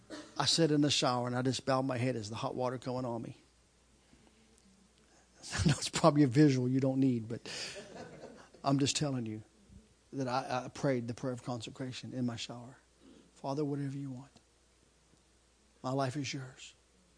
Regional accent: United States; I'm an American

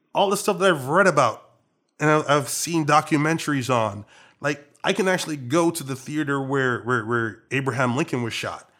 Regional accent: Trinidad & Tobago; accent: Trinidadian; moved away as an adult; now in Washington, Maryland, Virginia area, United States; Trinidadian. I, I was born and raised here.

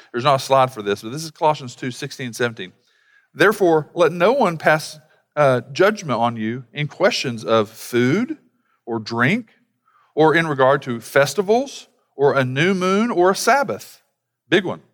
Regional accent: United States; being from an American culture

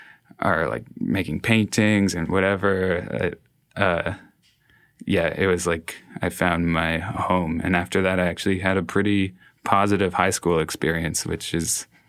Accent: Toronto, Ontario, Canada; moved away as an adult; also born or lived in Montreal; I grew up in East End, Toronto. And I went to high school in like an area more downtown Toronto.

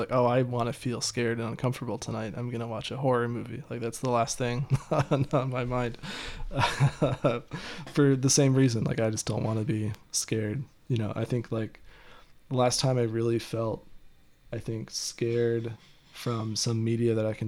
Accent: Ohio, United States; moved away; also born or lived in Michigan; I grew up in Ohio and lived in Michigan

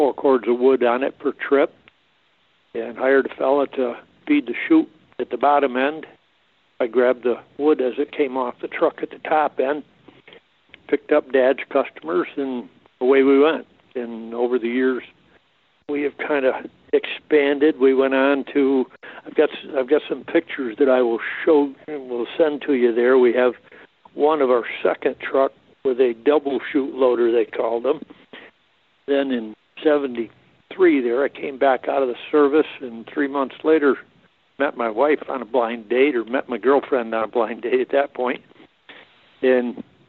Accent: Thurman, New York, United States; also born or lived in Hadley, New York; I was born in Thurman, grew up there, attended Warrensburg School, and graduated out of there

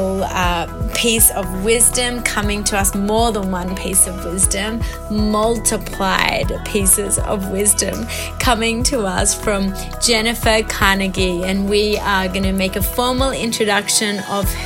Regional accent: Australia; accent: Aussie; moved away as an adult; now in Montreal, Canada; I'm coming to you from Montreal, Quebec. Actually live here, been here for 5 years from Australia.

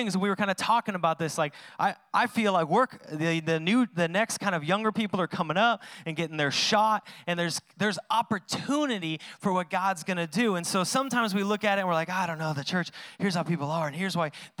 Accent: Washington, United States; I'm from Washington

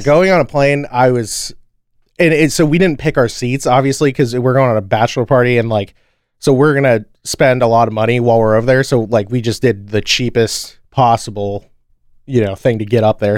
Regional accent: Orlando, Florida, United States; we grew up in Orlando

